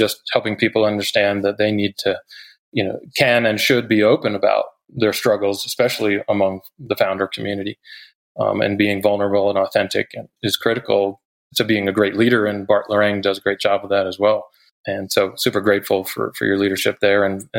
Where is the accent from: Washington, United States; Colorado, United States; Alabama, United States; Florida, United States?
Colorado, United States; Boulder; now in Carbondale, United States; you know, I moved to Carbondale and started putting on events and bringing people together in Aspen that I was the guy from Boulder and I was here to help.